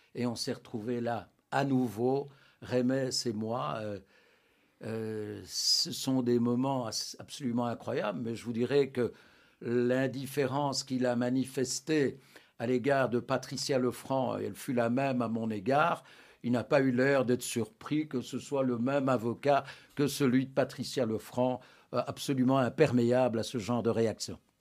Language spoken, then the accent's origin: French; Anderlecht, Brussels-Capital Region, Belgium; mon enfance se déroule à Anderlecht à l'ombre du, parc Astrid